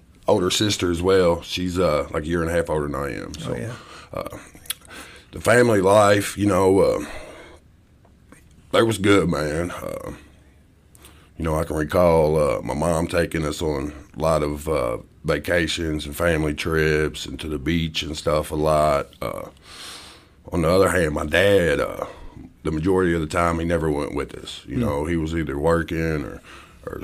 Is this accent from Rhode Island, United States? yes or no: no; southern Indiana, United States; also born or lived in Hopewell, Virginia / Wyoming / Louisville, Kentucky; I was born in Hopewell, Virginia, and moved to Wyoming when I was young, and pretty much lived in southern Indiana my whole life